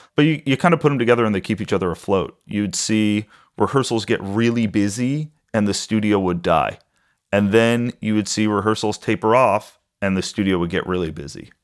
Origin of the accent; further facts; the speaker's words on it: Huntington, New York, United States; I grew up on Long Island in a town called Huntington